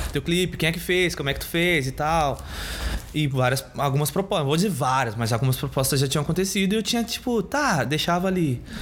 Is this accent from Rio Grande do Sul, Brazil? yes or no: yes; Porto Alegre, Rio Grande do Sul, Brazil; eu sou da Bonja